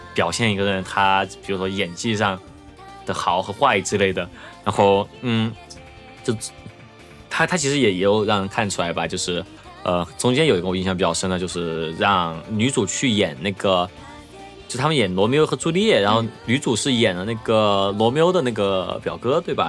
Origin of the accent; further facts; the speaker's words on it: Chengdu, Sichuan, China; 作为一个成都人